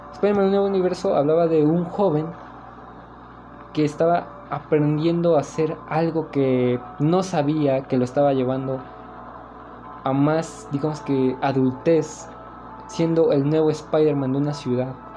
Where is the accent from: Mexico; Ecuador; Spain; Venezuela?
Mexico; somos mexicanos